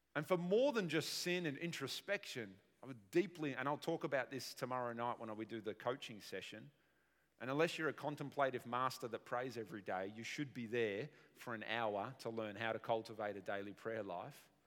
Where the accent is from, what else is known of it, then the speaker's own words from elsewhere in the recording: Australia; us as modern Aussie people